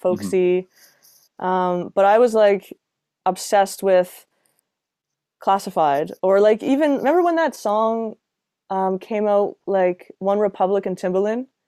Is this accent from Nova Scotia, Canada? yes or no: yes; Halifax, Nova Scotia, Canada; moved away as an adult; also born or lived in Toronto; I moved from Toronto back to Halifax mid-pandemic.